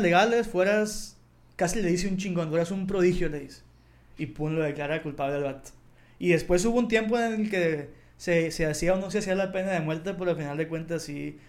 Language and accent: Spanish; Mexico; en México o en mi país o en mi ciudad